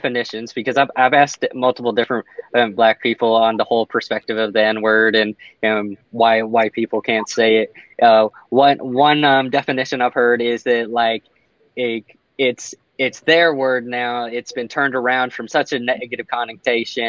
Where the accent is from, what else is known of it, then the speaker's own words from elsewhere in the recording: El Paso, Texas, United States; I grew up in El Paso